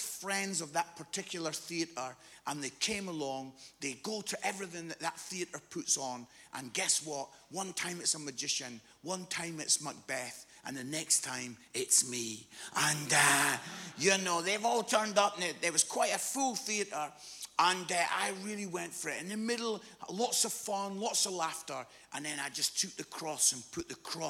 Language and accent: English; Musselburgh, Scotland, United Kingdom; when I was 15, 16, I live in a place called Musselburgh, which is just outside Edinburgh.